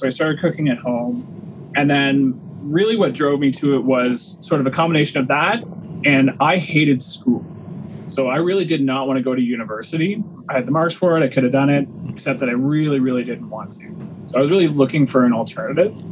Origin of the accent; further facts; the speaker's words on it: Waterloo Region, Ontario, Canada; also born or lived in Milton, Ontario; we moved to Waterloo region when I was in grade seven.